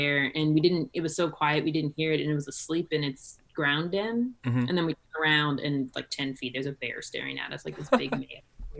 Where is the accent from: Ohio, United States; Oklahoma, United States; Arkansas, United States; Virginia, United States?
Virginia, United States; I grew up in Virginia and my family has like always lived in rural areas.